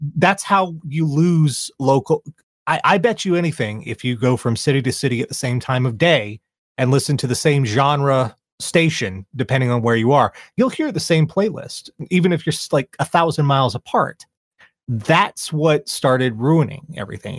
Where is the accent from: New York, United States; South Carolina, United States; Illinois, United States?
South Carolina, United States; Charleston; here in my hometown of Charleston